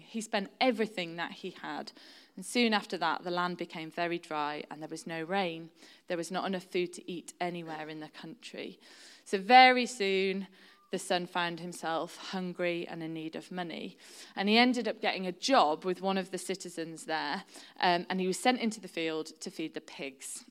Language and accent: English; Shropshire, West Midlands, United Kingdom; now in York, United Kingdom; I've lived in York for, um, over twenty years now, but I'm originally from Shropshire, which is right on the border of North Wales